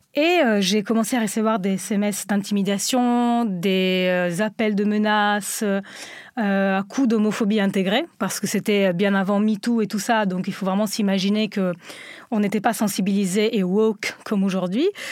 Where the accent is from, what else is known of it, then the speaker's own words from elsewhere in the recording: Italy; French is a second language; moved away as an adult; now in France; je viens d'Italie et j'ai vécu dans une Italie conservatrice, une Italie berlusconienne